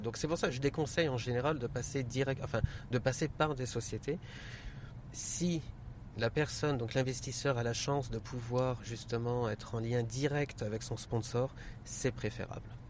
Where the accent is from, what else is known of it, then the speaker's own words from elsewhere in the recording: Paris, Île-de-France, France; also born or lived in United Arab Emirates; now in Dubai, United Arab Emirates; Je suis né en France, grandi à Paris. Et en fait, on s'est définitivement installé aux Émirats en l'an 2000.